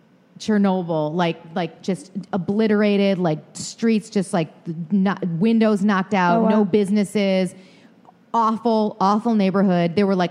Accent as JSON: {"language": "English", "town": "Detroit", "region": "Michigan", "country": "United States", "tie": "born or raised there", "also_born_or_lived": "New York City", "accent": "Michigan", "moved": "as an adult", "said": "I am from Detroit."}